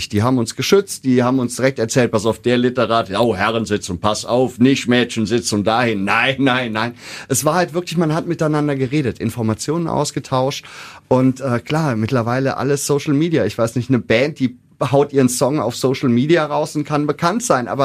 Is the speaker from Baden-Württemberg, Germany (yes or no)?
no; Koblenz, Rhineland-Palatinate, Germany; born there; Wir sind gebürtige Koblenzer